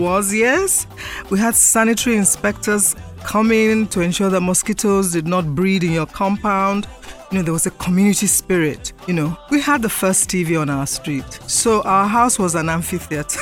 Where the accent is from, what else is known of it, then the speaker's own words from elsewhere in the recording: Lagos, Nigeria; I was born in Lagos. I schooled in Lagos till 1962.